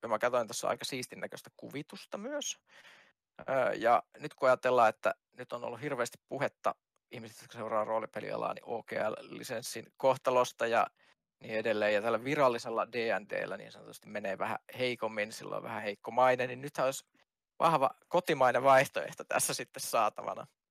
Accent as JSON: {"language": "Finnish", "town": "Kajaani", "region": "Kainuu", "country": "Finland", "said": "mä oon kajaanilainen itse."}